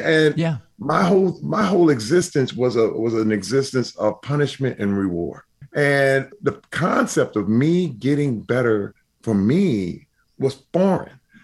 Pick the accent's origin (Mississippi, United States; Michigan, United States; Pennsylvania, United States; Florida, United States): Michigan, United States; Flint; I grew up in Flint, Michigan